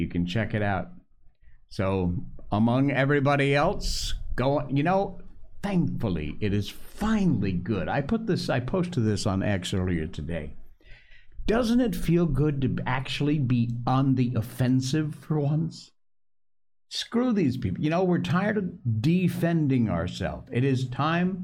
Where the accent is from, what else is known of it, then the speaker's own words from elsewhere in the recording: Cornwall, Connecticut, United States; I was born in Connecticut, folks. Cornwall, Connecticut